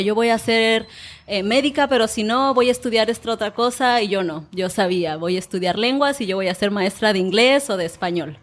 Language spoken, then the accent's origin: Spanish; Manzanillo, Colima, Mexico; first language Spanish; moved away; Manzanillo es la ciudad donde yo nací